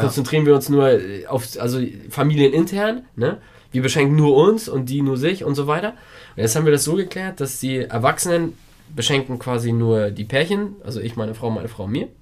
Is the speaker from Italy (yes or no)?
yes; Italy; bei uns in Italien